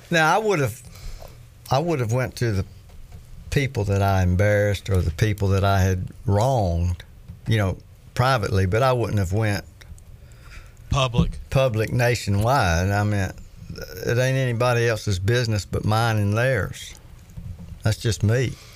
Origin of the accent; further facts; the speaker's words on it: Florida, United States; I was born and raised in Florida